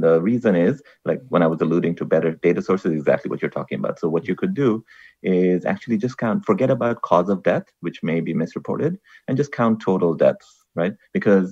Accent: Bangladesh; now in United States; I come from Bangladesh, that's where I grew up

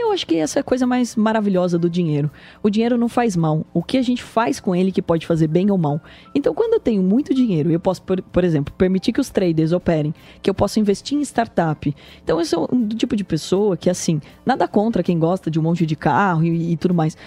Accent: Porto Feliz, São Paulo, Brazil; O interior, a minha região, eu sou nascido em Porto Feliz

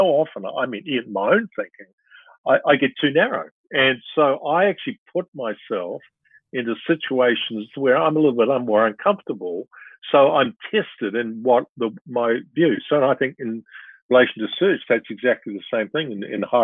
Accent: New Zealand; also born or lived in Perth, Australia / Sydney, Australia / Brisbane, Australia; I was born in Perth. Father worked for AMP, you know, a company of the news at the moment. And then we lived in Sydney, Brisbane. You know, they went back to New Zealand and I, you know, went to school there in Nelson and Otago

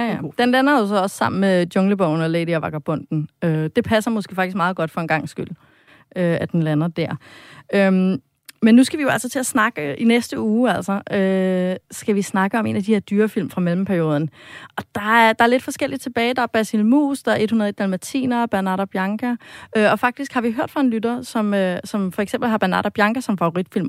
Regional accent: Denmark; som dansker

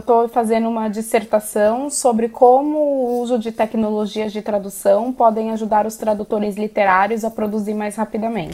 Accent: Brazil; also born or lived in Ireland; now in Portugal; nós enquanto brasileiros

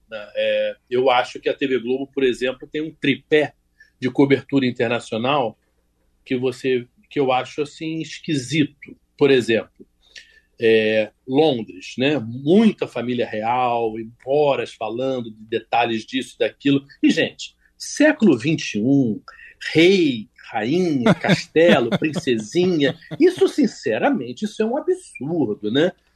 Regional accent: Rio de Janeiro, Brazil; eu sou do Rio de Janeiro

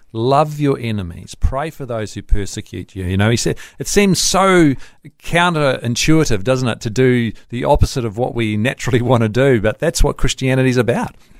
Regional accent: New Zealand; I'm a Kiwi

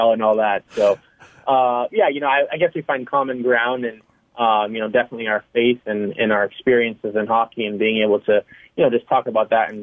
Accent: California, United States; Growing up in California

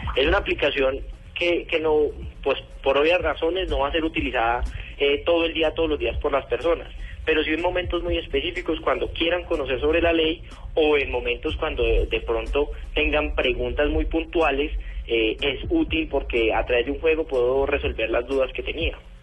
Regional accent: Colombia; como colombiano

